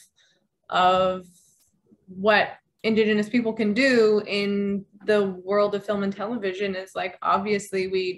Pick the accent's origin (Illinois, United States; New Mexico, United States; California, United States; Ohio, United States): New Mexico, United States; I grew up in New Mexico